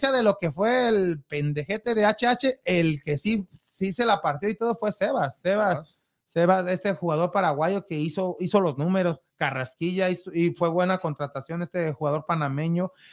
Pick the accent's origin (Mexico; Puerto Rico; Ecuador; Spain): Mexico; Pues esperemos, como mexicano, eso, es lo que se espero